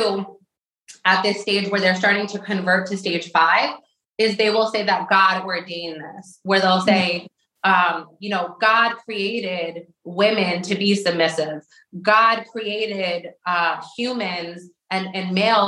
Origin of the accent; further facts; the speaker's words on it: Westchester, New York, United States; where I grew up in Westchester